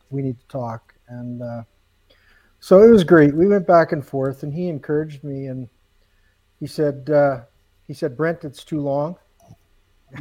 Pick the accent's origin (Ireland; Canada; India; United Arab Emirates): Canada; as a Canadian